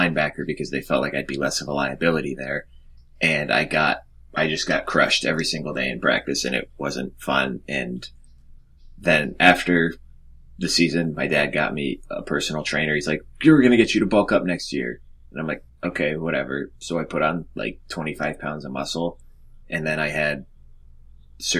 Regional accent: Las Vegas, Nevada, United States; you're growing up in Las Vegas

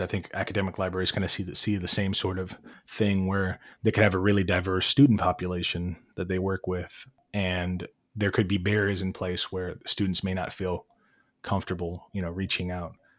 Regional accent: Cleveland, Ohio, United States; raised in Cleveland, in the city. Bilingual household

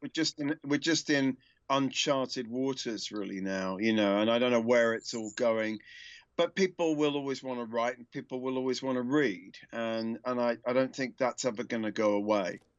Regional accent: United Kingdom; moved away; also born or lived in United States; like a lot of Brits

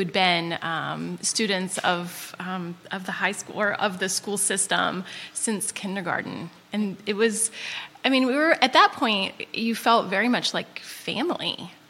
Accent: Powhatan, Virginia, United States; moved away as an adult; also born or lived in San Diego / Oregon; I grew up in Powhatan, Virginia, right outside of Richmond.

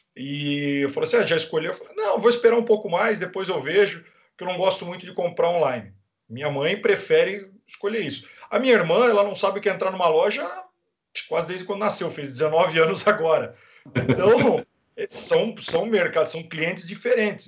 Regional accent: Brazil

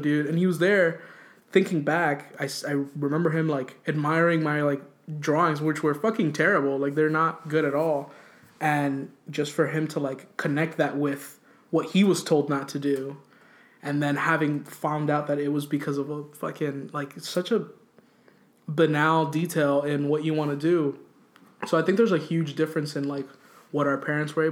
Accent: Hialeah, Florida, United States; born or raised there; moved away

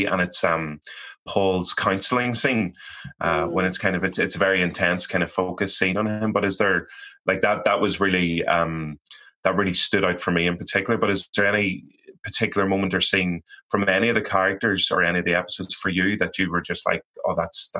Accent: Ireland; as Irish people as well

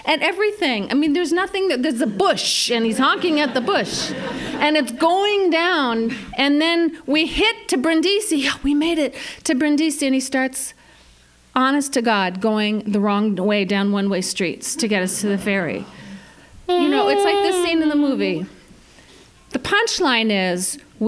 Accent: New York City, New York, United States; I'm from New York City

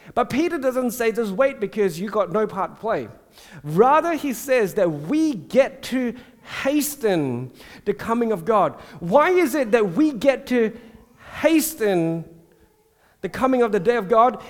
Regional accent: Singapore; growing up in Singapore in the Methodist church

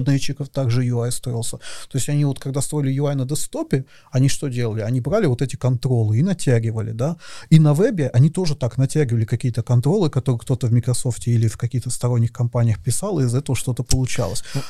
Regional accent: Russia; moved away as an adult; also born or lived in Moscow; я из России, я переехал в Москву

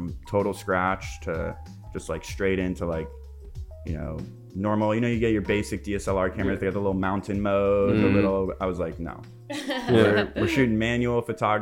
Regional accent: Los Angeles, California, United States; I'm like coming from West

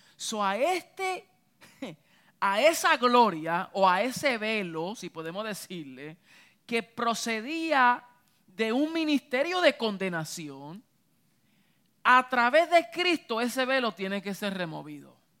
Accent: Puerto Rico; Yo soy boricua

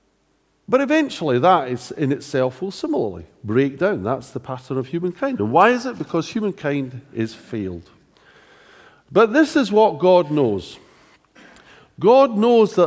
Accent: Scotland, United Kingdom; being Scottish

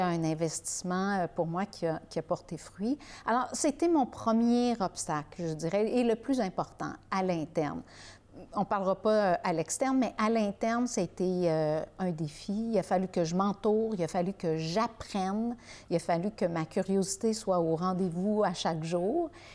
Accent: Beauharnois, Quebec, Canada; la rue et de la maison où j'ai euh, j'ai grandi euh, à Beauharnois

